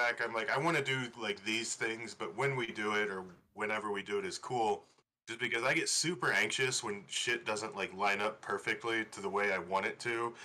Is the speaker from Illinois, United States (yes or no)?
yes; Chicagoland, Illinois, United States; moved away; I'm originally from Chicagoland.